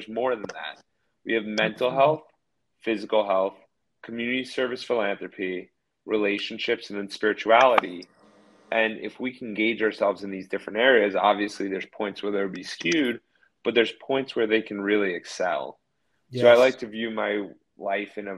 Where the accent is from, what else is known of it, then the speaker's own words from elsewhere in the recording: New Jersey, United States; moved away as an adult; also born or lived in Florida; I grew up in New Jersey, came down to Florida for school